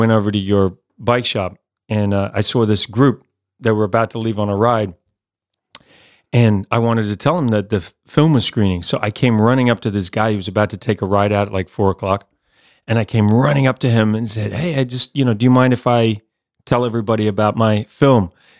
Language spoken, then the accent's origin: English; New Zealand; accent: mixed; Yeah. So, yeah, I'm from New Zealand, even though I've got this mixed up accent.